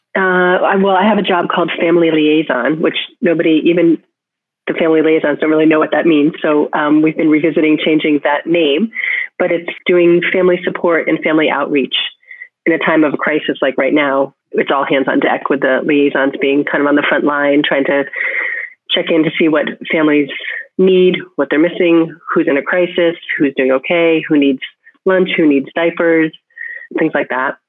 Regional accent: Connecticut, United States; now in Cambridge, United States; my hometown in Connecticut

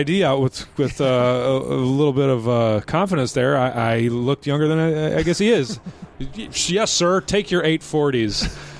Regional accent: Wisconsin, United States; I'm from Wisconsin

